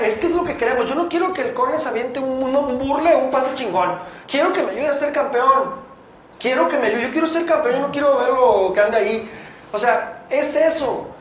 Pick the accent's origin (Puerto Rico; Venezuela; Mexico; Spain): Mexico; Guadalajara, Jalisco; los que somos de aquí de Guadalajara